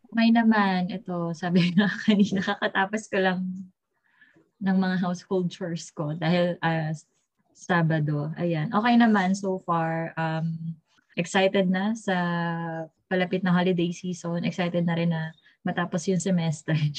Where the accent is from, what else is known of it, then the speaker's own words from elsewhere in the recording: Philippines; our Filipino identity